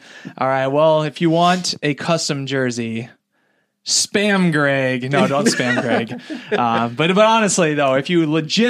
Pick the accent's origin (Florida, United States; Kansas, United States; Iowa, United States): Iowa, United States; Iowa City; I grew up in Iowa City, which was like an hour away.